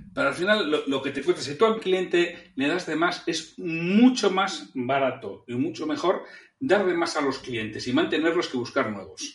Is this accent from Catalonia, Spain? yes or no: no; Bilbao, Basque Country, Spain; yo soy de Bilbao